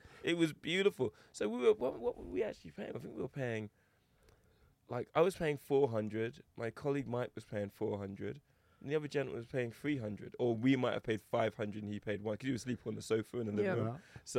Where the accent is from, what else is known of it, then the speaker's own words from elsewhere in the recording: England, United Kingdom; also born or lived in Toronto, California, United States; I was just happy that everyone loved my accent. I just had to talk and people were like, oh, you're English, oh my god.